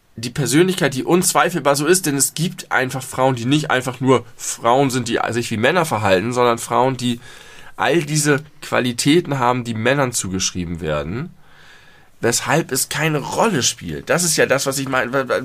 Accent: Germany; ich mich als Deutscher

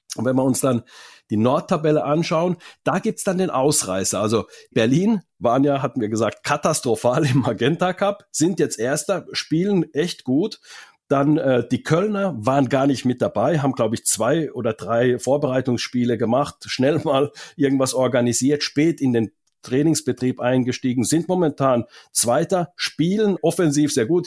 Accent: Finland; moved away; Ich komme ja aus Finnland

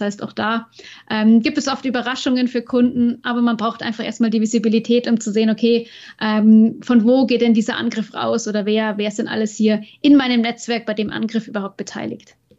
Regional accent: Bavaria, Germany; in Nürnberg bei uns in Bayern

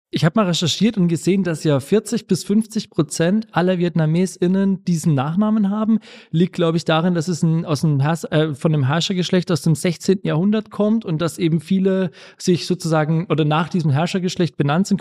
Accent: Bamberg, Bavaria, Germany; moved away; Ich komme nämlich ursprünglich aus Bamberg und war da auch auf dem, auf dem Gymnasium an der Schule

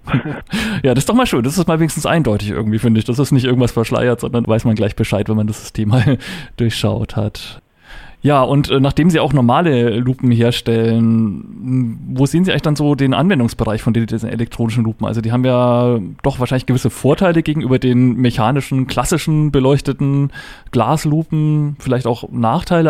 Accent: Upper Franconia, Bavaria, Germany; ich bin ja auch ein gebürtiger Oberfranke

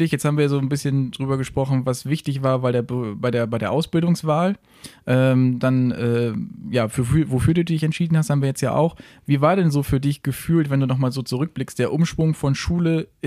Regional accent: Siekel, Lower Saxony, Germany; Ich komme aus Siekel. Das heißt, äh, das ist ja alles noch Bundesstraße, Landstraße

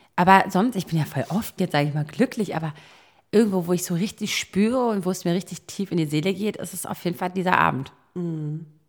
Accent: Berlin, Germany; Berlin geil. Ich, ist meine Heimat

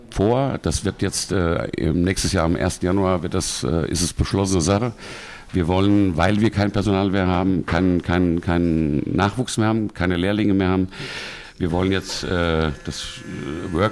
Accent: Bad Nauheim, Hesse, Germany; born there; Ich bin natürlich in Bad Nauheim geboren, bin da auch.

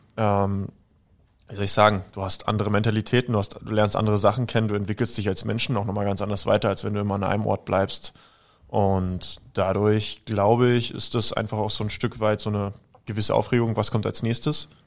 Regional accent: Berlin, Germany; now in Salzburg, Austria; Also, ich bin ja ursprünglich Berliner, aber untergebracht oder mein Lebensmittelpunkt habe ich in Salzburg

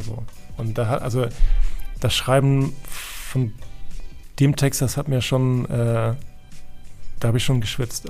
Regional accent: Hamburg, Germany; ich bin, vielleicht hört man es auch ein bisschen, ich bin gebürtiger Hamburger

